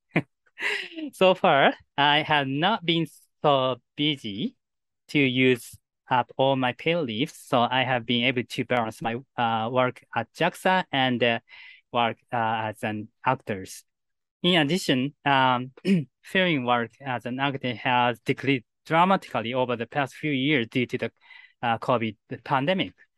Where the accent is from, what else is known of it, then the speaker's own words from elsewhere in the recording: Japan; first language Japanese; English is a second language; my native language, Japanese.